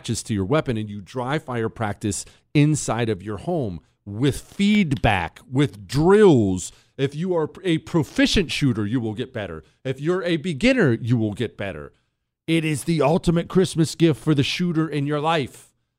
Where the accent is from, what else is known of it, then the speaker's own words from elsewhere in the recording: Montana, United States; also born or lived in Ohio; I was born in Ohio to a construction family, moved to Montana when I was 10.